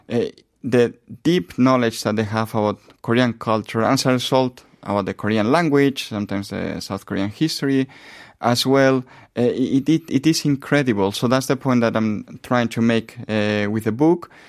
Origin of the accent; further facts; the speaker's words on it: Spain; moved away as an adult; I come from Spain mm-hmm. originally